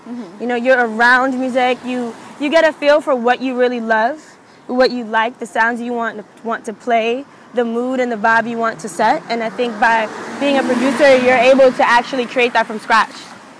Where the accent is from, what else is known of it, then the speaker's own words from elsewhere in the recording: Brooklyn, New York, United States; because growing up in Brooklyn, that's what I grew up on.